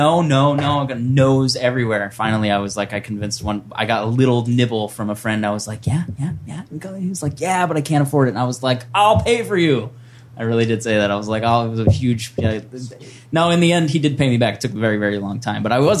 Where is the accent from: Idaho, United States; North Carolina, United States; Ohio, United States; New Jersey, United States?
New Jersey, United States; I grew up in New Jersey. Went to school in Virginia. I moved back to New Jersey.